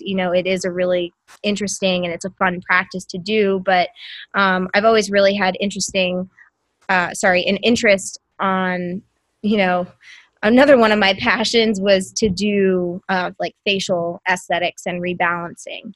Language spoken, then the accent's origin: English; New York, United States; moved away as an adult; also born or lived in New Hampshire / Massachusetts; now in St. Petersburg, United States; I grew up in New York